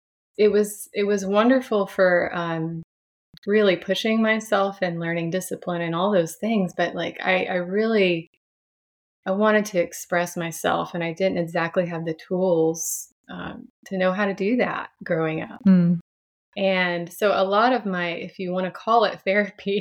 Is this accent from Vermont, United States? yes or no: no; Franklin, Tennessee, United States; I was raised here in the South. I'm from Franklin, Tennessee, a little bit south of Nashville